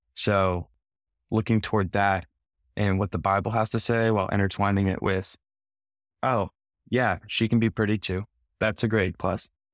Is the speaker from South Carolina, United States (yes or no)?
no; small town Iowa, United States; moved away as an adult; now in Nashville, United States; So I moved here uh, to Nashville about a year and a half ago from small town Iowa